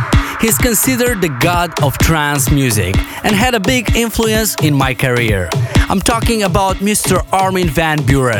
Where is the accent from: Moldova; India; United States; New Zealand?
Moldova; my home country, Moldova